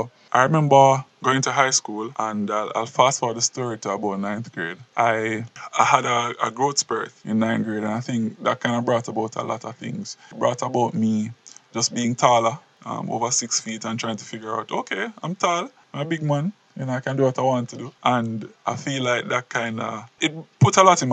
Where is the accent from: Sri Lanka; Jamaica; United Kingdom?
Jamaica; Portland Parish; I grew up in Portland, country youth